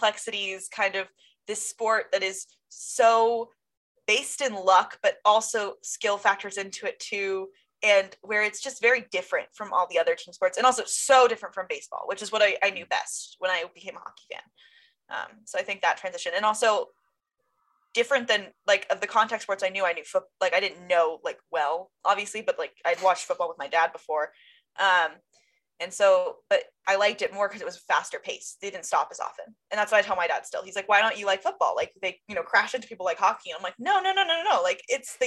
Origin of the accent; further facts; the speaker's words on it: San Diego, California, United States; now in Denver, United States; I'm from San Diego